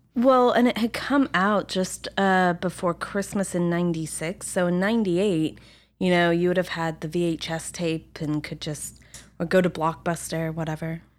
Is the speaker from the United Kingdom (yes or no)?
yes; England, United Kingdom; also born or lived in France; now in Los Angeles, United States; growing up in England and France